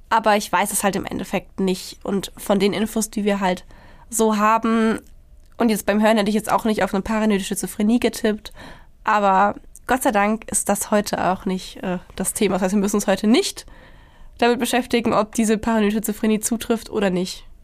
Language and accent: German; Germany